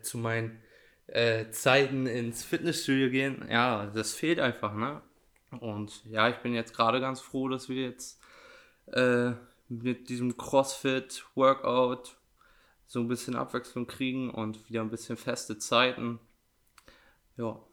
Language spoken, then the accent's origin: German; Edewecht, Lower Saxony, Germany; ich komme nicht direkt aus dem Kern Edewecht, sondern aus Porzloge.